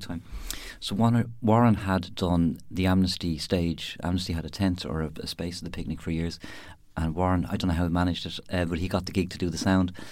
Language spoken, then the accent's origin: English; Dublin, Leinster, Ireland; moved away as an adult; also born or lived in West Cork; now in Youghal, Ireland; I grew up in Dublin